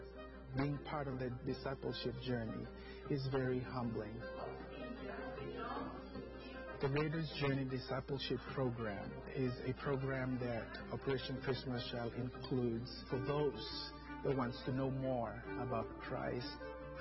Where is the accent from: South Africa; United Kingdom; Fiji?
Fiji; moved away; I'm originally from the Fiji Islands